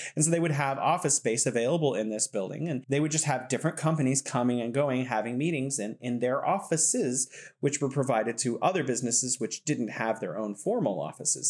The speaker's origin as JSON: {"language": "English", "country": "United States", "said": "as an American"}